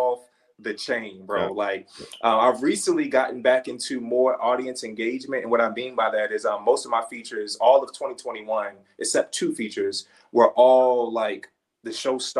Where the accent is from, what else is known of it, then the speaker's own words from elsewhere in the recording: Baltimore, Maryland, United States; growing up in Baltimore. I'm from Baltimore.